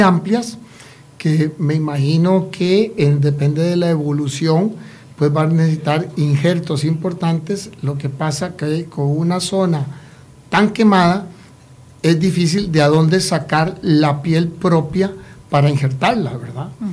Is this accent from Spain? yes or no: no; Costa Rica; ciudadanos costarricenses